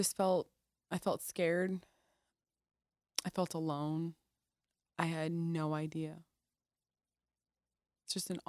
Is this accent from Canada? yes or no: no; Iraq; now in United States; Yeah, that's what my life became growing up in the Middle East. I think too, not having freedom.